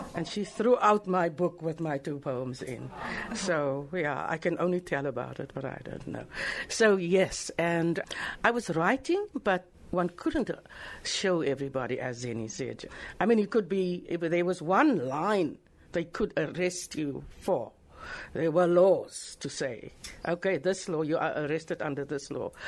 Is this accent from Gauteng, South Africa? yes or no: no; Worcester, Western Cape, South Africa; moved away as an adult; I was born in Worcester and matriculated in 1972, came to Cape Town